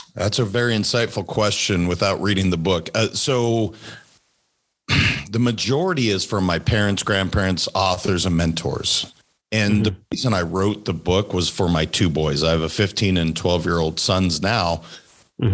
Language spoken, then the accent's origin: English; Montana, United States; I'm a kid from Montana, pretty simple kid